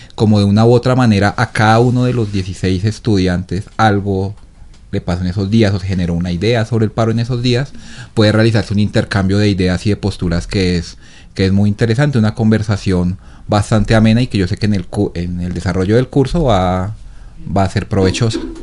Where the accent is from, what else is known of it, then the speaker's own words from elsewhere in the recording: Bogotá, Colombia; moved away as an adult; now in Ecuador; soy de Bogotá